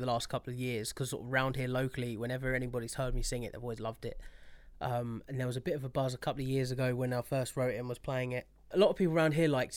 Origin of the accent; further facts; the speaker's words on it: Watford, East of England, United Kingdom; I'm actually from Watford